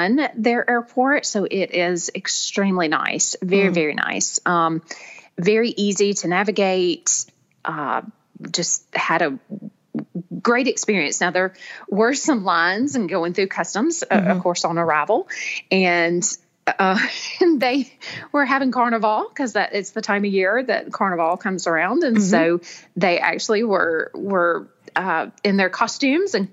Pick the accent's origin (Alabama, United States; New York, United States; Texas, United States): Alabama, United States; Birmingham; Birmingham, which is my hometown